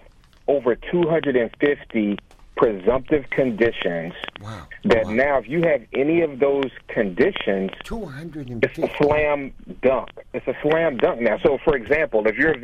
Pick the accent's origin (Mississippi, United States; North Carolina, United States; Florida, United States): Florida, United States; Jacksonville; moved away; I am originally from Jacksonville, Florida